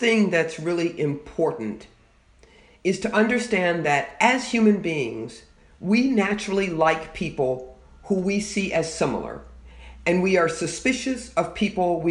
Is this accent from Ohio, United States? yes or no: no; Louisville, Kentucky, United States; moved away as an adult; also born or lived in Fort Wayne, Indiana; I grew up in Louisville, Kentucky, so it was reasonably close to where I grew up